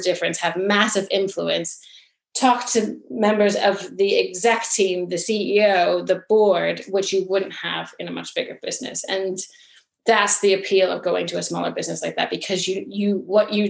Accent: United States; now in England, United Kingdom; growing up in the United States

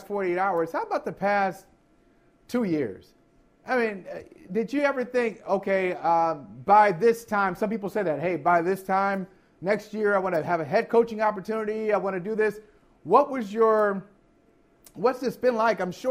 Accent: Ohio, United States; I grew up in Ohio, still cape up for the Scarlet and Gray

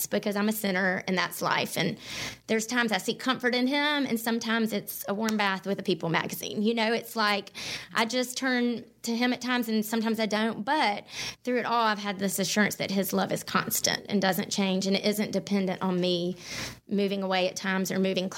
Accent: Mountain Brook, Alabama, United States; I grew up here in Birmingham in Mountain Brook

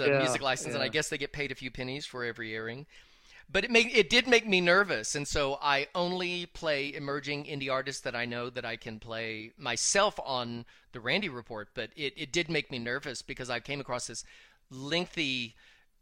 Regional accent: the South, United States; I was raised in the South

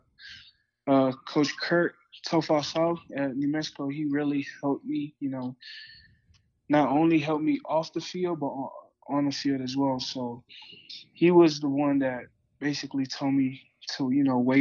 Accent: American Samoa; now in Colorado, United States; I'm from American Samoa, so it's a small island in the Pacific, 5 hours away from Hawaii

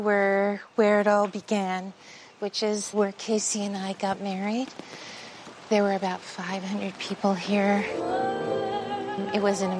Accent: Guam; moved away; I was growing up on Guam at the time, and we only had Armed Forces radio over there.

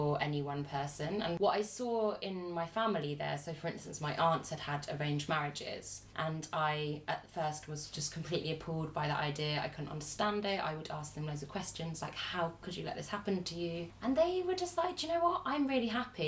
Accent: England, United Kingdom; we have as women growing up in the West, or at least in England

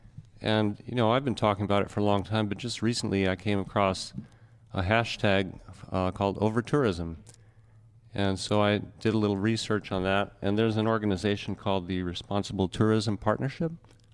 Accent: Oahu, Hawaii, United States; now in Maui, United States; I've been here off and on. I grew up on Oahu

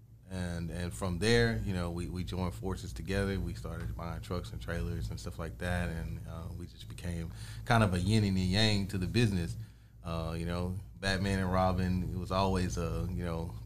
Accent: Fort Worth, Texas, United States; born and raised in the Fort Worth area

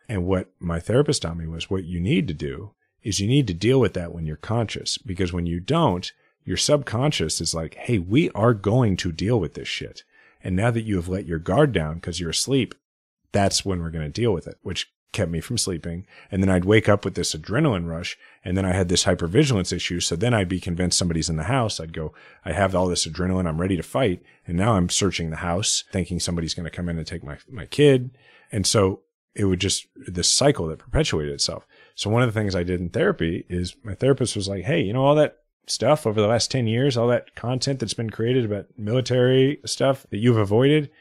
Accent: Kansas City, Missouri, United States; I'm fifth generation Kansas City. I grew up in a house where my parents had been juvenile probation officers

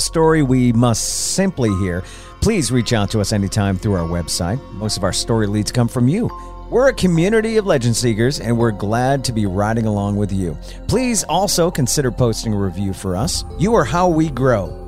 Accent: East Brookfield, Massachusetts, United States; where I grew up in East Brookfield, Mass.

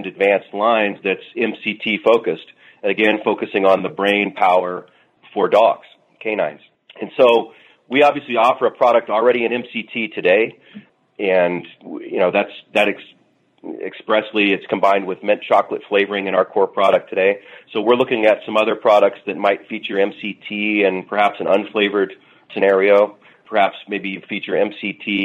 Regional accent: Southern Indiana, United States; I'm from the Midwest and Indiana, Southern Indiana

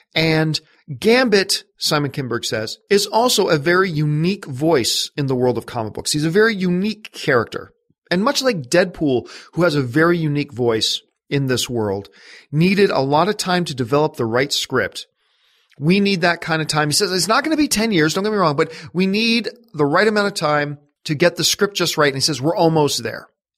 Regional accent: Canada; I get more excited about the Winter Olympics, obviously, because I'm Canadian

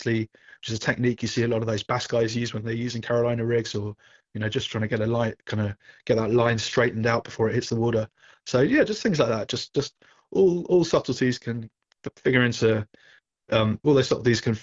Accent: England, United Kingdom; moved away as an adult; now in Southern California, United States; when I came from England, obviously we had a huge beach and surf fishing culture with our coastline

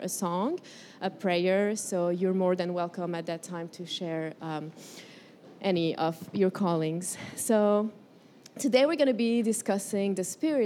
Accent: Morocco; moved away as an adult; also born or lived in Colombia / California; now in United States; I was born in Colombia, raised in Morocco

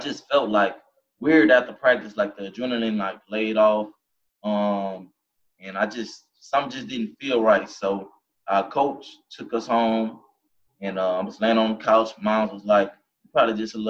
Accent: Baton Rouge, Louisiana, United States; growing up in Baton Rouge, Louisiana

